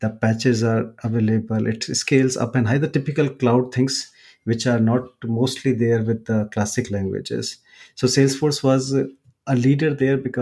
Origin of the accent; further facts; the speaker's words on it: India; I'm from India, and I'm originally a Java J2E guy